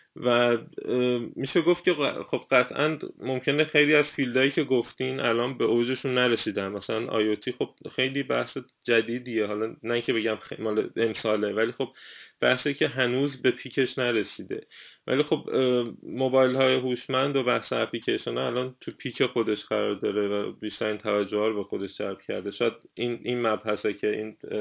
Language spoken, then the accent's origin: Persian; Iran; now in Germany; من میگم ایرانی هستم